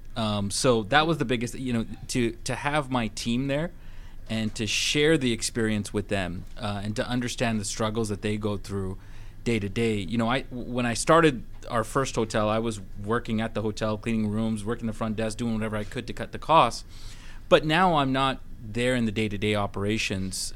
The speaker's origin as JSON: {"language": "English", "town": "Vancouver", "region": "British Columbia", "country": "Canada", "moved": "as an adult", "lives_now": "Atlanta, United States", "said": "I'm originally from Vancouver, Canada, and I came here during a, a kind of economic recession in 2011"}